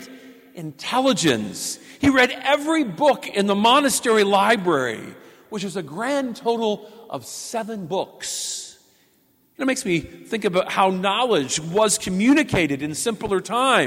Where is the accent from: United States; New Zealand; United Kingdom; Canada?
United States; Pendleton, Indiana; my hometown, just 45 minutes away from here in Pendleton.